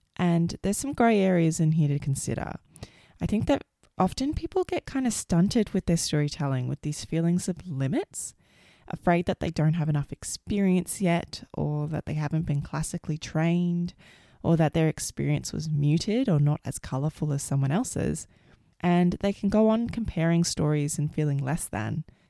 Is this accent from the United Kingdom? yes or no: no; Australia; also born or lived in United States; I grew up in Australia